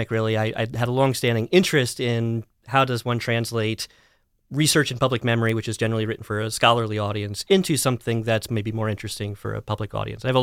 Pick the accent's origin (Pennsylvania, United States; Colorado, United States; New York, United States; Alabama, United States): Pennsylvania, United States; also born or lived in Dallas, Texas; I grew up uh, mostly in elementary school down towards Lancaster County in Pennsylvania. I had middle school stint in Dallas, Texas area, and then uh, most of high school in western Pennsylvania, sort of near Clarion